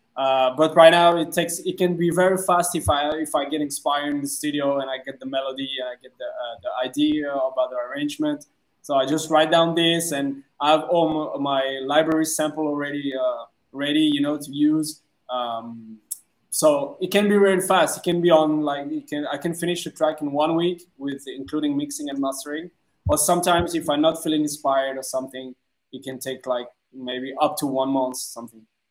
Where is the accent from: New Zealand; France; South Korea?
France; English is a second language; moved away as an adult; now in Vietnam; I'm originally from France, so I'm French